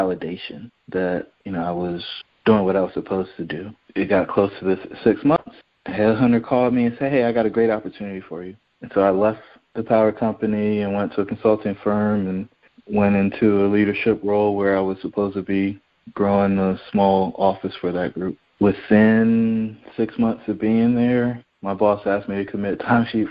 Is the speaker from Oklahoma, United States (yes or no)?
no; Fayetteville, North Carolina, United States; moved away as an adult; also born or lived in Virginia; I grew up in Fayetteville, North Carolina, the son of a soldier and a stay-at-home mom